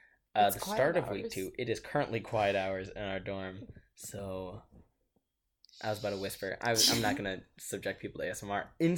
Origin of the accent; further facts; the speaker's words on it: Rochester, Minnesota, United States; I am from Rochester, Minnesota. I'm majoring in biochem right now